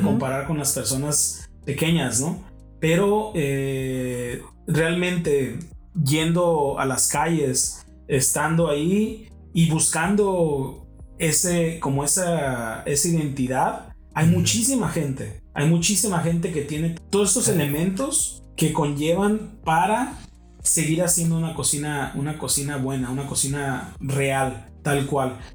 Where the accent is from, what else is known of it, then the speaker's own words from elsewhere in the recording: Baja California, Mexico; soy mexicano